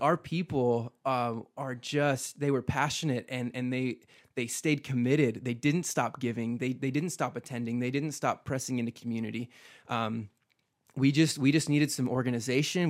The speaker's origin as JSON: {"language": "English", "region": "Midwest", "country": "United States", "tie": "born or raised there", "moved": "as an adult", "lives_now": "Boise, United States", "said": "I grew up in the Midwest, man. I have roots there. I'm a Midwesterner"}